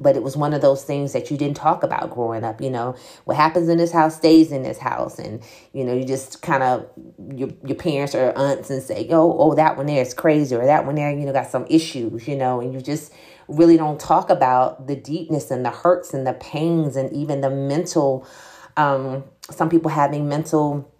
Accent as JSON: {"language": "English", "town": "Jacksonville", "region": "Florida", "country": "United States", "also_born_or_lived": "Atlanta / Alabama / Arkansas", "said": "I was born in Jacksonville, Florida. So I am a Floridian. However, I've lived in the Atlanta area. I've lived in Alabama. I've lived in Arkansas, and now I'm back in Florida."}